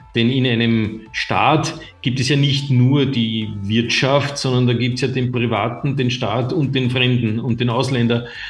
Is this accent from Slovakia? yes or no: no; Austria